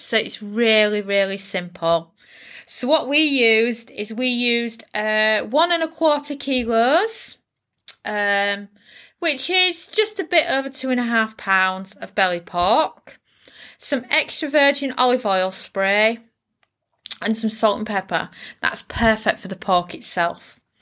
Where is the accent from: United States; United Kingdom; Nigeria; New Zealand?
United Kingdom; as a Brit